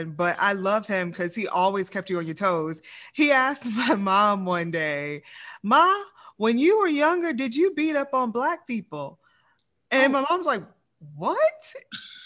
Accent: the South, United States; now in Lafayette, United States; I'm from the South

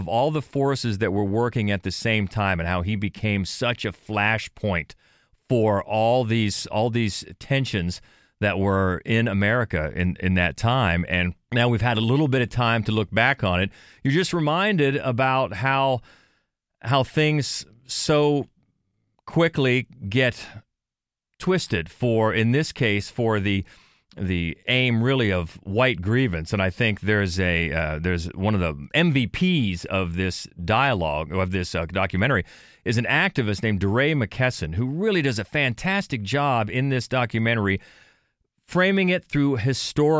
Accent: Ohio, United States; I grew up in Ohio

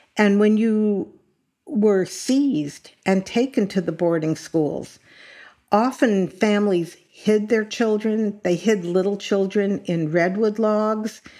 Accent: Los Angeles, California, United States; as a Californian, and I was born in Los Angeles, grew up in California

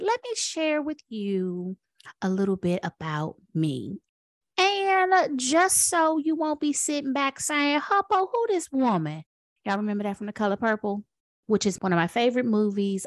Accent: Washington, District of Columbia, United States; now in North Carolina, United States; I am a proud Washingtonian. So I was born and raised in Washington, D C

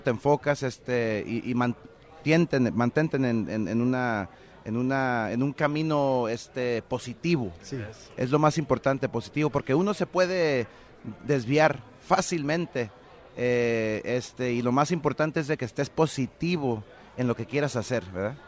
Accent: Mexico; así somos los mexicanos

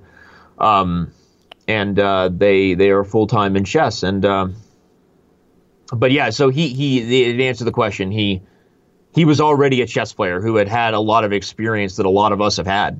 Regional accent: Tucson, Arizona, United States; Then I won the junior high nationals when it was in my hometown. I live in northern Arizona, but in Tucson, Arizona

